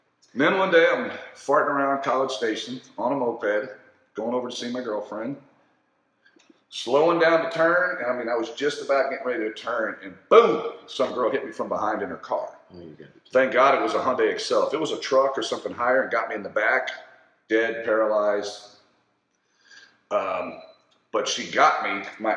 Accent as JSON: {"language": "English", "town": "Conroe", "region": "Texas", "country": "United States", "tie": "born or raised there", "lives_now": "Austin, United States", "said": "I went to Conroe High School, which is just north of Houston, about 30 minutes"}